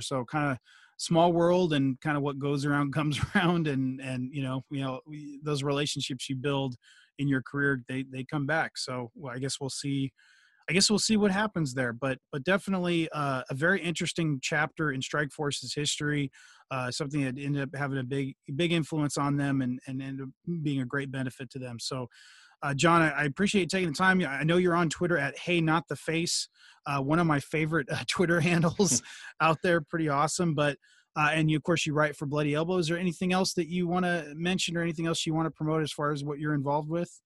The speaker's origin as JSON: {"language": "English", "area": "Bay Area", "region": "California", "country": "United States", "tie": "born or raised there", "said": "I'm born and raised in the Bay Area"}